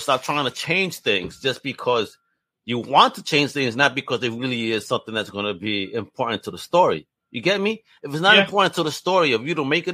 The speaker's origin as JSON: {"language": "English", "region": "New York", "country": "United States", "said": "I come from New York where it's a melting pot."}